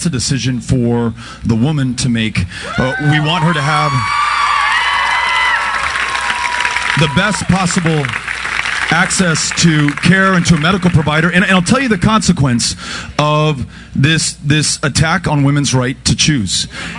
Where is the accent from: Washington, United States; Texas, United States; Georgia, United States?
Texas, United States; In my home state of Texas